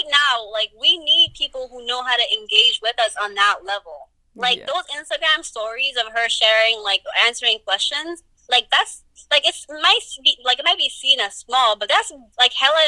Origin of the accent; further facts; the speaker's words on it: Guinea; now in United States; I was born here, but, like, I still immigrated because I was raised in Guinea for, like, half my life. So I was still brought here at some point when I was older.